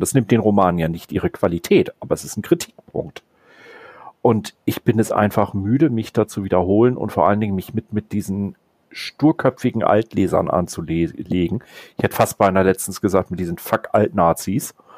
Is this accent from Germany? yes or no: yes; Northern Germany, Germany; ich bin Norddeutscher. Bei uns trinkt man zum Beispiel auch Bananenweizen